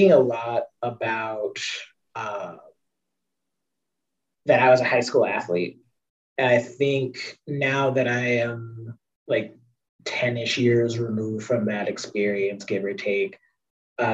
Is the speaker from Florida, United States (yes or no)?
no; Chicago, Illinois, United States; I'm from Chicago